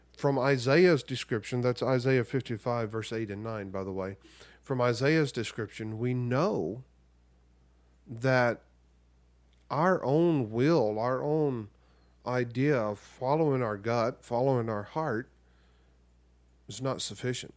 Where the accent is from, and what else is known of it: United States